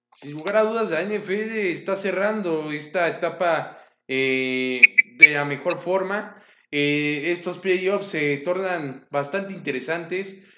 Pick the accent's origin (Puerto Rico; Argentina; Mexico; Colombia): Mexico; me llena de orgullo como mexicano